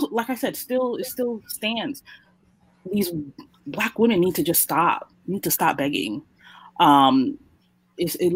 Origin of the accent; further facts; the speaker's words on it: New York, United States; growing up in New York